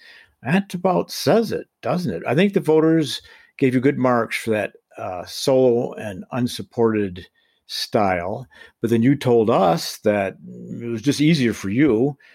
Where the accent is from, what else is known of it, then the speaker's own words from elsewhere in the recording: Colorado, United States; I'm from Colorado